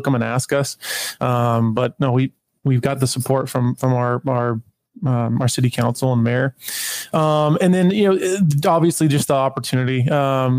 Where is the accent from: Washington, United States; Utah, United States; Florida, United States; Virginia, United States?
Washington, United States; Tacoma; I grew up in Tacoma. Tacoma's home